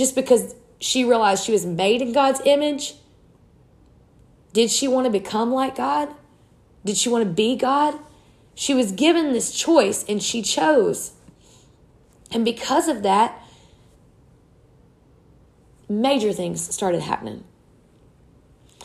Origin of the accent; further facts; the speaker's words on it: South Louisiana, United States; I was raised in South Louisiana.